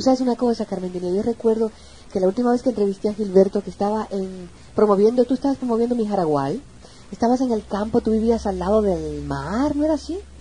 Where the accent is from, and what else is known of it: Puerto Rico